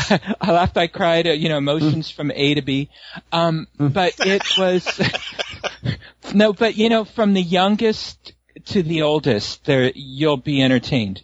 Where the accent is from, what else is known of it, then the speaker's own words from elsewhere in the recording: San Francisco, California, United States; growing up in San Francisco, we had a, uh, we had like a boardwalk called Playland at the Beach